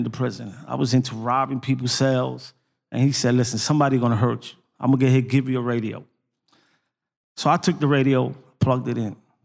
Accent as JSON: {"language": "English", "region": "New York", "country": "United States", "also_born_or_lived": "North Philadelphia", "moved": "yes", "said": "I'm originally from New York, the South Bronx"}